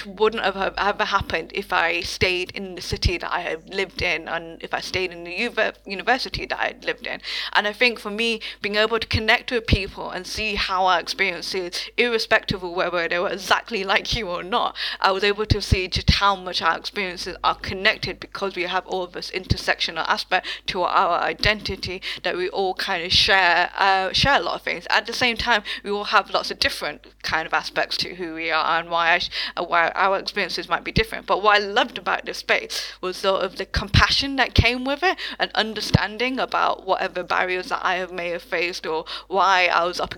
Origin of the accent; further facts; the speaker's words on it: United Kingdom; my own experience as a British Bangladeshi person with my parents who migrated to the UK in like the 1960s, 70s sort of time